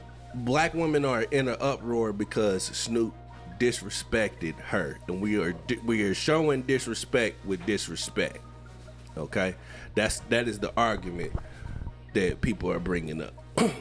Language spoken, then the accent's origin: English; Indianapolis, Indiana, United States; I'm from Indianapolis, bitch.